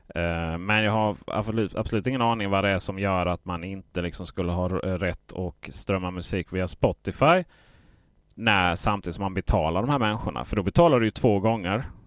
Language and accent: Swedish; Skåne, Sweden